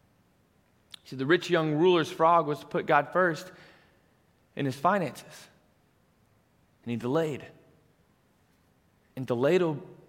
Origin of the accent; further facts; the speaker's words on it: Colorado, United States; moved away as an adult; now in Kearney, United States; I'm born and raised in Colorado